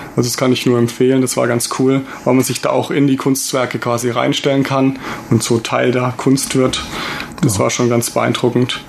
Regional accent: Germany; als Deutscher

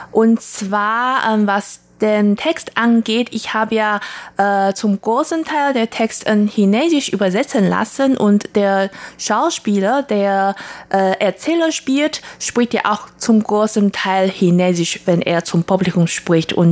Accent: Taiwan; moved away as an adult; now in Germany; also ich komme ursprünglich aus Taiwan und arbeite und wohne seit schon 16 Jahren in Deutschland

